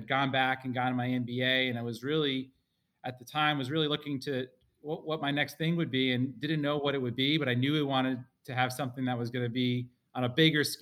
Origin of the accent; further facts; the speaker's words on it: Spring Valley, New York, United States; We grew up in Rockland County in Spring Valley, New York